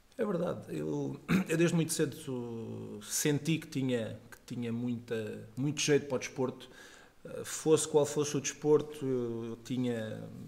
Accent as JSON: {"language": "Portuguese", "town": "Faro", "region": "Algarve", "country": "Portugal", "tie": "born or raised there", "also_born_or_lived": "Lisbon", "said": "acabei por ir nascer a Lisboa, mas passado três dias já estava no Algarve e, portanto, Algarve de Gema"}